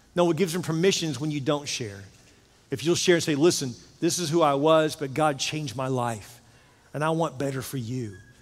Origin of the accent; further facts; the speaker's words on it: Houston, Texas, United States; I grew up in Houston